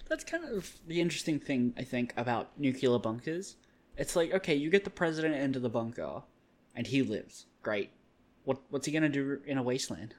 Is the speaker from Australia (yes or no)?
yes; Australia; I'm an Australian